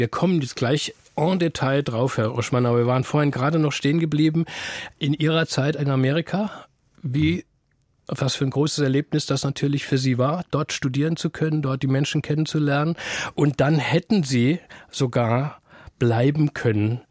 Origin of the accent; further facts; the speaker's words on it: West Germany, Germany; als Westdeutscher